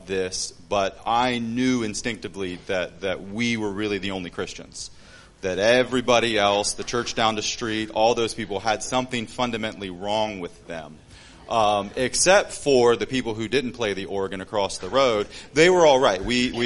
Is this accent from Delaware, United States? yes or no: yes; Delaware, United States; moved away as an adult; also born or lived in Papua New Guinea; now in Cairns, Australia; We're originally from the States. I'm from Delaware.